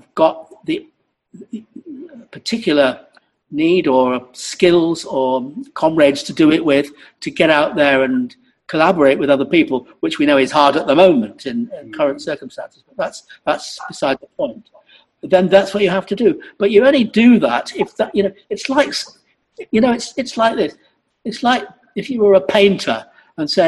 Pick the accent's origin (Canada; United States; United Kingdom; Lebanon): United Kingdom; Salford, North West England; I am a Mancunian, by the way. Actually, I'm from Salford.